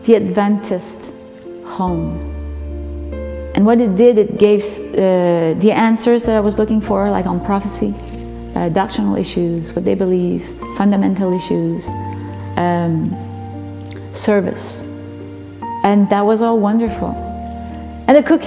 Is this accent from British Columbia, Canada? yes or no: no; Notre-Dame-des-Érables, New Brunswick, Canada; now in Saint-Quentin, Canada; I was born in Notre-Dame-des-Érables, which is a very small French, Acadian French village in northern New Brunswick, Canada. And now I live in Saint-Quentin, in the west part of New Brunswick, Canada. I grew up in a Catholic home on a farm